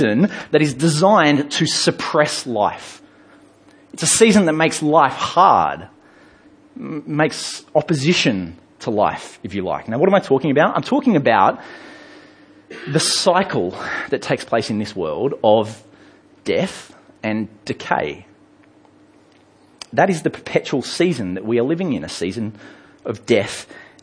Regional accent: England, United Kingdom; I grew up in England

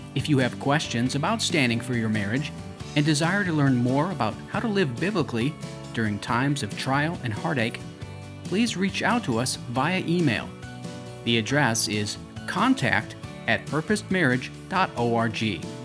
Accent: United States; as an American

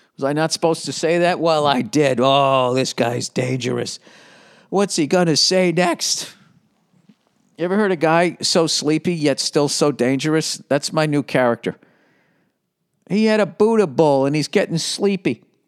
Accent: United States; I'm an American

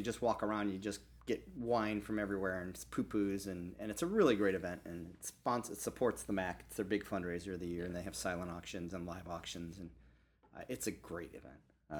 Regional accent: Joliet, Illinois, United States; moved away as an adult; now in Maui, United States; I grew up in the Midwest in Joliet

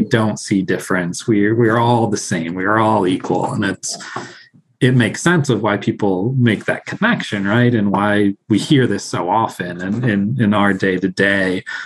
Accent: Sterling, Illinois, United States; also born or lived in Mexico City, Mexico; I was born and raised in Sterling, Illinois, um, but I grew up in Mexico City.

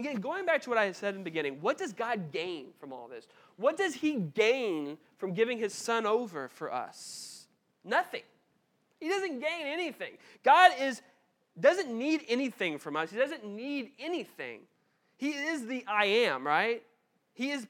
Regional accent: United States; we're Americans

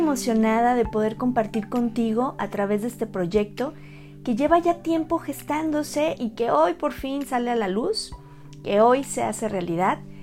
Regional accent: Mexico; Soy la primera mexicana en ser asesora en duelo gestacional y perinatal

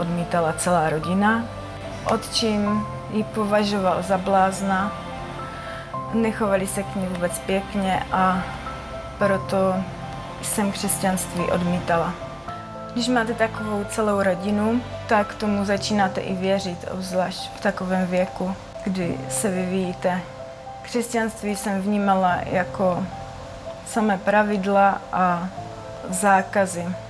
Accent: Vyškov, South Moravian Region, Czechia; pocházím z Výškova, tam stále ještě bydlím.

